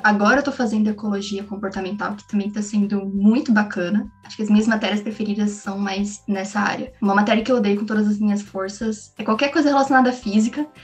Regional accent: São Bernardo do Campo, São Paulo, Brazil; eu sou de São Bernardo, sempre morei a cinco minutos da UFABC

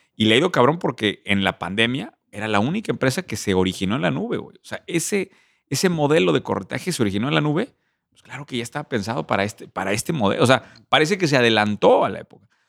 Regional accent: Querétaro, Mexico; Nos de Querétaro

